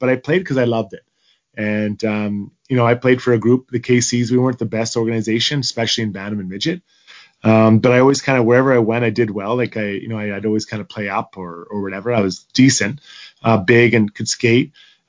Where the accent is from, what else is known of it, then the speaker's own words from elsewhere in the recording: Edmonton, Alberta, Canada; growing up in Edmonton